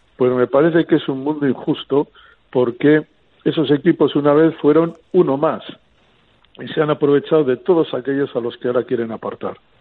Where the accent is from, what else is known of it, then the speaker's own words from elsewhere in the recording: Barakaldo, Basque Country, Spain; mi pueblo Baracaldo